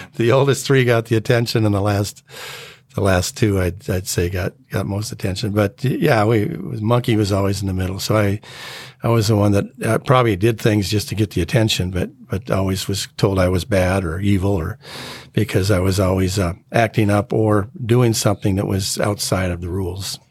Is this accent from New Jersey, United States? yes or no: no; North Saint Paul, Minnesota, United States; also born or lived in Spokane, Washington; I grew up in Spokane, Washington, up until about fourth grade, then from fourth grade to the rest of my life, I've been here in Minnesota